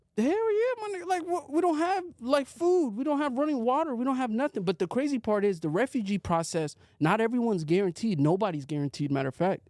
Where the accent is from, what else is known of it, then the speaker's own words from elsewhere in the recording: Arizona, United States; moved away as an adult; also born or lived in Seattle; now in Los Angeles, United States; I was living in Arizona, grew up in Arizona for like ten years